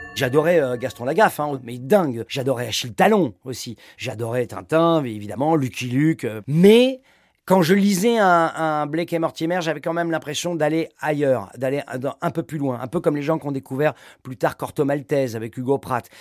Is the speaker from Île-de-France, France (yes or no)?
yes; Paris, Île-de-France, France; je suis un Parisien quand même de naissance